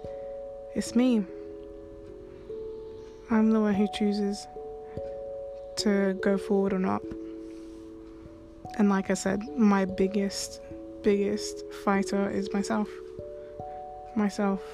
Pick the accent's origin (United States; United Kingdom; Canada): United Kingdom; London; I'm like from London